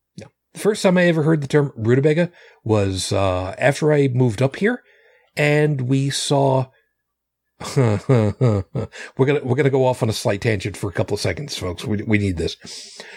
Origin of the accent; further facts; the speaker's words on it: suburbs of New York City, United States; accent: Long Island; moved away; I was from the, the burbs of New York City